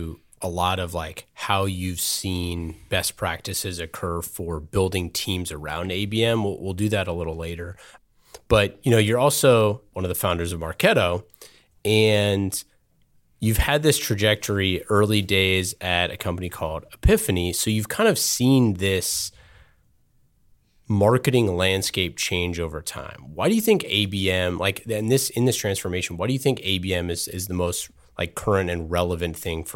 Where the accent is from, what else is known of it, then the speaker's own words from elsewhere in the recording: Oakland, California, United States; Yeah, I grew up in Oakland.